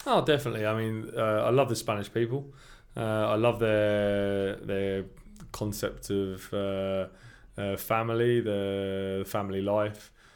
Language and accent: English; Milton Keynes, South East England, United Kingdom; moved away as an adult; now in Madrid, Spain; I grew up in Stony Stratford in Milton Keynes